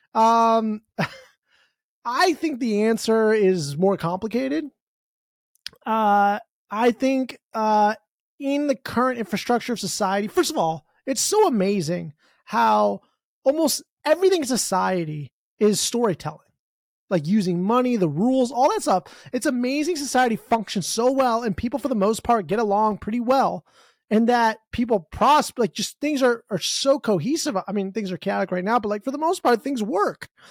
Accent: United States; I'm from America

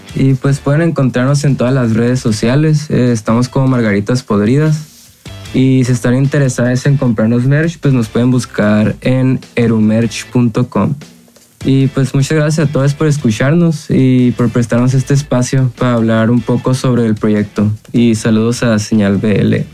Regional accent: Hermosillo, Sonora, Mexico; Somos de Hermosillo, Sonora

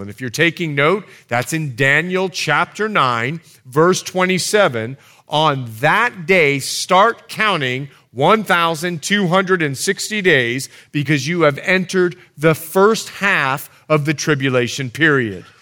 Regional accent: Bahamas; moved away; I'm from the Bahamas

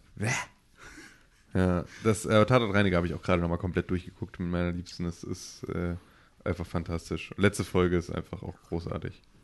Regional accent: Germany; als Deutsche

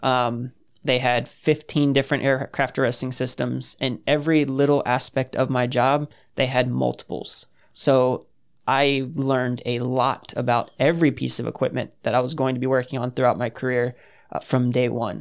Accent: New Smyrna Beach, Florida, United States; moved away as an adult; I'm from New Smyrna Beach, Florida, just south of Daytona.

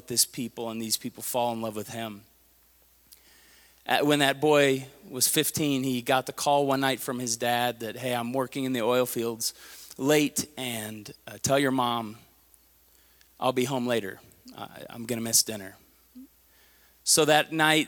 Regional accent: Tulsa, Oklahoma, United States; I talk like I'm from Tulsa, Oklahoma, because I am

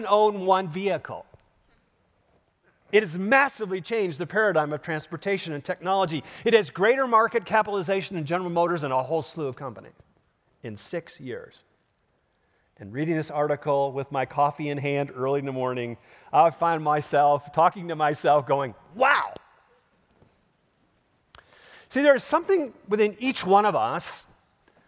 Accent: Minnesota, United States; I grew up in Minnesota, not Spain, but I think the Midwest is great

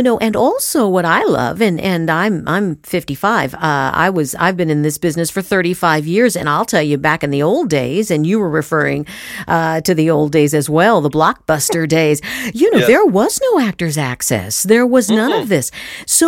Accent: Southern California, United States; I grew up in Southern California

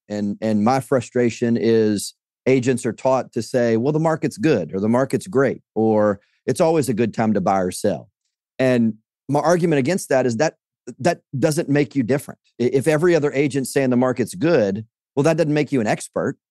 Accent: Louisiana, United States; I'm from, uh, Louisiana, so, uh, born and raised in Louisiana, spent a, a couple of years outside of Louisiana, but, uh, this is home

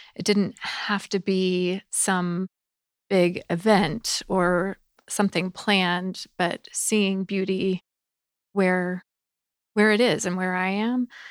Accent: the South, United States; I grew up in the South

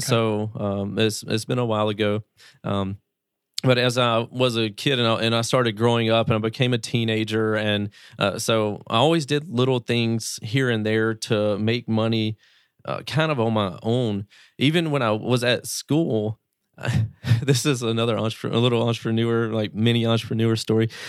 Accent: Greenville, Mississippi, United States; I come from a small town in Mississippi, United States, Greenville, Mississippi

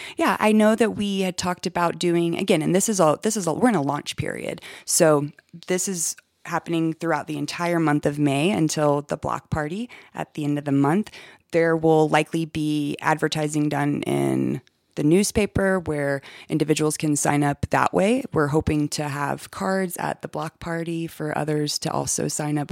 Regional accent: Augusta, Georgia, United States; moved away as an adult; also born or lived in Atlanta, Georgia; now in Westcliffe, United States; Originally, I'm from Augusta, Georgia. That's where I was born and raised

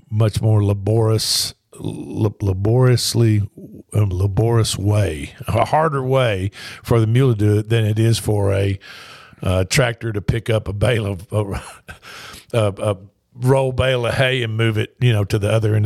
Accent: Columbia, Tennessee, United States; where are you from? And I said, Columbia, Tennessee

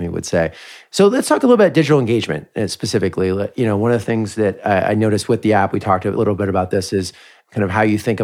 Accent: Bay Area, California, United States; I grew up in the Bay Area

